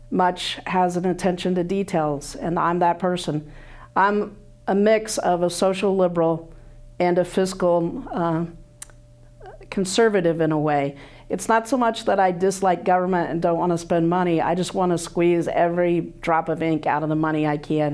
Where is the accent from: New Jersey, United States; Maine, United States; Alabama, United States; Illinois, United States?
Illinois, United States; moved away as an adult; now in Iowa City, United States; I grew up in Illinois.